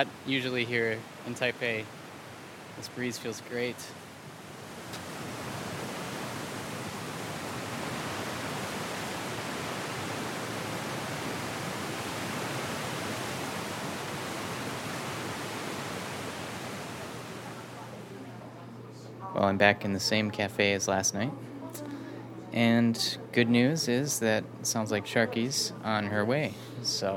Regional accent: Stillwater, Minnesota, United States; my hometown of Stillwater, Minnesota

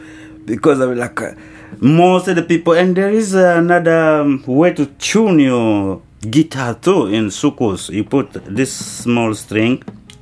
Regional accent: Kinshasa, DR Congo; We came from Kinshasa, and there was several bands from the Congo who was in Nairobi already.

